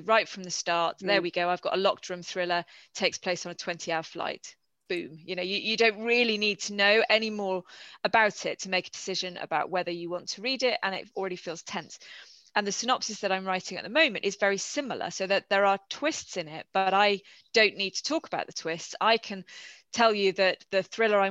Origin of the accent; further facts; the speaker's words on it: United Kingdom; as a British reader